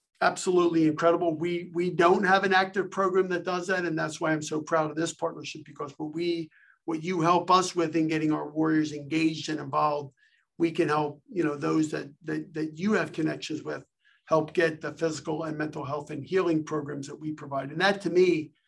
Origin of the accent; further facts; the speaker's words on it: Philadelphia, Pennsylvania, United States; I'm from Philly, so I'm a sports fan